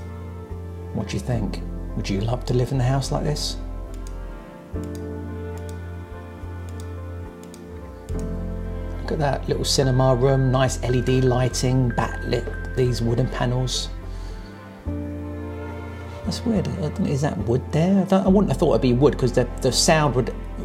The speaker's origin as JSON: {"language": "English", "town": "Portsmouth", "region": "South East England", "country": "United Kingdom", "tie": "born or raised there", "said": "where I was born in Portsmouth"}